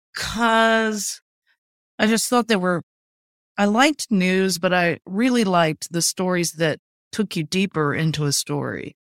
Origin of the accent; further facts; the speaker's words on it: Urbana, Ohio, United States; I grew up in Urbana, it was a, it was a manufacturing town